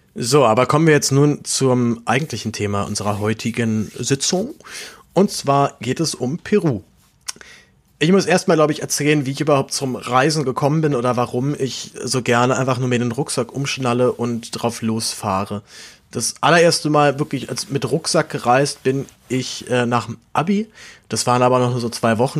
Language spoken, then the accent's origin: German; Berlin, Germany; ich wohne in der Großstadt, ich bin ja Berliner